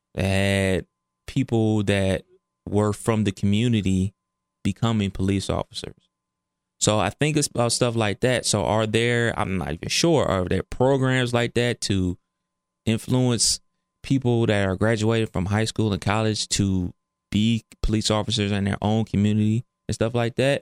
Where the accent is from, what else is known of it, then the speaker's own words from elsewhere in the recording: Cleveland, Ohio, United States; I'm from Cleveland, and East Cleveland is, it gets wild